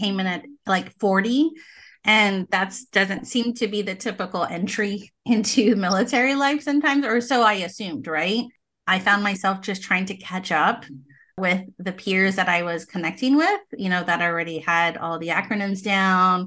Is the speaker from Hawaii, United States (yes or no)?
yes; Hawaii, United States; moved away as an adult; I'm from Hawaii